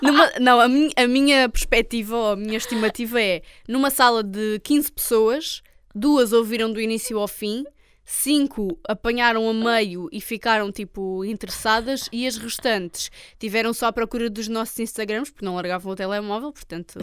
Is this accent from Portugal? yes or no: yes; Olhão, Algarve, Portugal; accent: Algarvio / Olhanense; meu sotaque algarvio